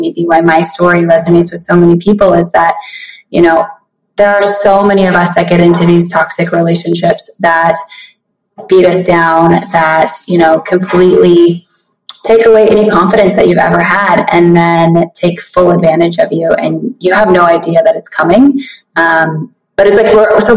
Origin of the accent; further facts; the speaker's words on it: Montana, United States; moved away as an adult; also born or lived in Billings, Montana; now in Las Vegas, United States; I grew up in Montana, born and raised up there.